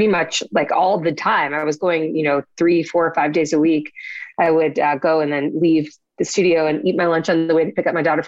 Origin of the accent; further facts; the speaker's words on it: Boston, Massachusetts, United States; moved away as an adult; also born or lived in New York / Florida; now in Orlando, United States; I live in Florida right now, but I grew up in Boston